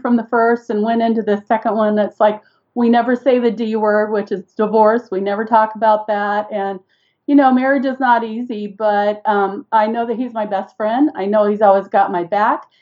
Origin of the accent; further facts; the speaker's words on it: Seal Beach, California, United States; moved away as an adult; now in Idaho, United States; I grew up in Southern California about 20 minutes. At that time, you could get to the beach in about 20 minutes. I spent my entire teenage years on the beach in Seal Beach, California.